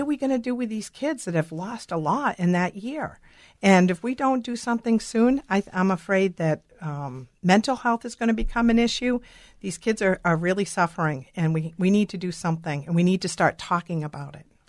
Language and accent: English; Boston, Massachusetts, United States; now in Minnesota, United States; I'm originally from Boston